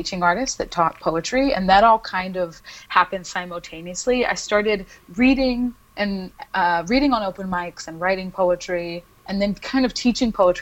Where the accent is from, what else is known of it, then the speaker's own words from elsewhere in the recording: Chico, California, United States; now in Baton Rouge, United States; I grew up in Northern California in a small city called Chico, and I live in Baton Rouge, Louisiana